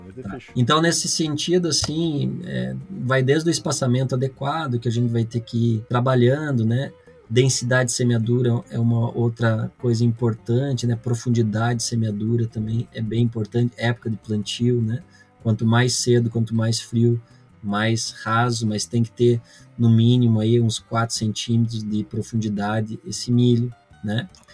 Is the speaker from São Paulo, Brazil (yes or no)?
no; Vacaria, Rio Grande do Sul, Brazil; eu sou natural aqui de Vacaria, Rio Grande do Sul